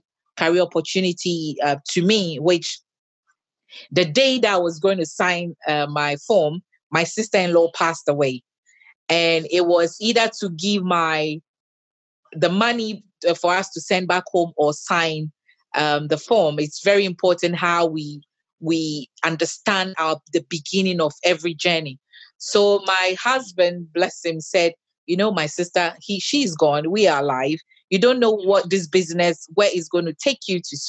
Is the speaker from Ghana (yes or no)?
yes; Ghana; now in United Kingdom; I grew up in Ghana, raised by my dad. Till I came to the UK